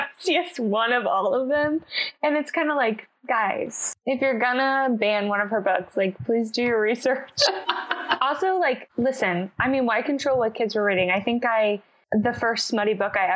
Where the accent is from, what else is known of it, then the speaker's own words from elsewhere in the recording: United States; I also am American